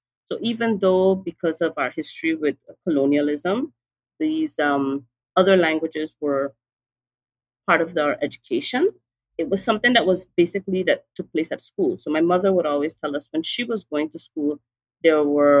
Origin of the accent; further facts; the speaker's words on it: St. Martin; also born or lived in Sint Maarten (Dutch side); I was born on the island of St. Martin. That's a 37 square mile island in the Northeast Caribbean. That's where I was born. That's where I grew up.